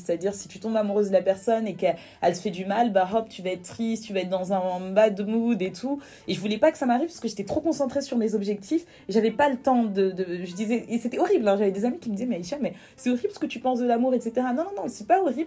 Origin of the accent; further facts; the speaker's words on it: Paris, Île-de-France, France; also born or lived in Guinea; je suis née à Paris. J'ai grandi euh, à, Paris